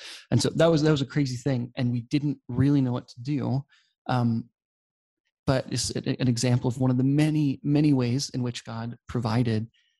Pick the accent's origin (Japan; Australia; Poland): Poland; I grew up in Poland, and so my parents have been missionaries here for a really long time. So I grew up speaking Polish.